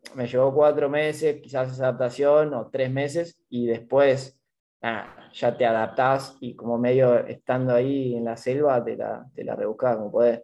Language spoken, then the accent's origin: Spanish; La Plata, Buenos Aires Province, Argentina; moved away as an adult; now in Rio de Janeiro, Brazil; yo soy de La Plata